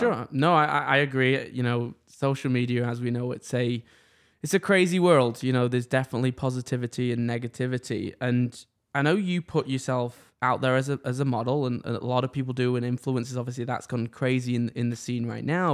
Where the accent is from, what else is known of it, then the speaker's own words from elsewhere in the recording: England, United Kingdom; now in Canada; I'm from England